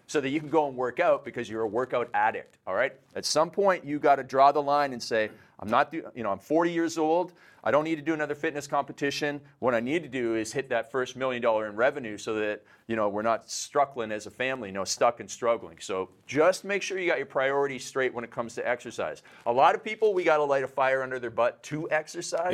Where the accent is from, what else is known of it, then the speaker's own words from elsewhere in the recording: Canada; I'm Canadian